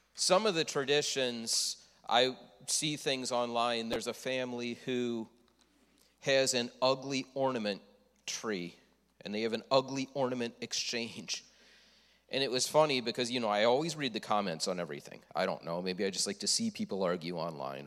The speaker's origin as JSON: {"language": "English", "town": "Leroy", "country": "United States", "said": "I am from Leroy"}